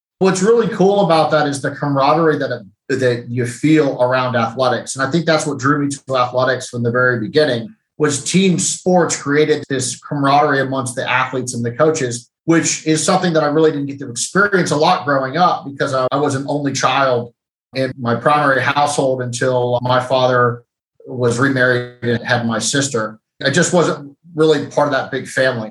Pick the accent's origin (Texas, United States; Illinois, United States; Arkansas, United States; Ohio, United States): Ohio, United States; Granville; I grew up in Granville, Ohio, which is a small college town that surrounds Denison University